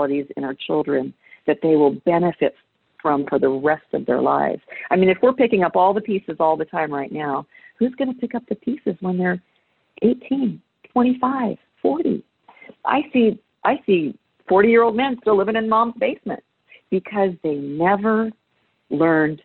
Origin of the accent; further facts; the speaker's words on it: United States; I'm an American